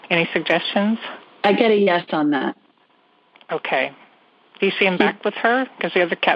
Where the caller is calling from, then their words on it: San Francisco Bay Area, California, United States; I'm calling from the San Francisco Bay Area